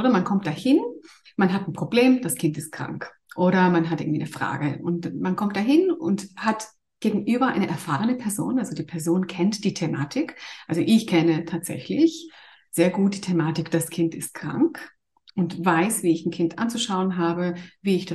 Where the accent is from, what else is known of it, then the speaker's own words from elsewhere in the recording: Greece; ich bin ursprünglich Griechin und arbeite eigentlich in Zürich als Kinderärztin.